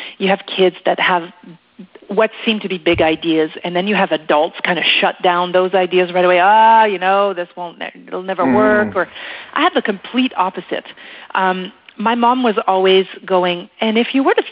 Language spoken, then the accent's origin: English; Quebec, Canada; first language French; English is a second language; moved away as an adult; now in Western Canada; in Quebec, we have a bit of a different system than here out west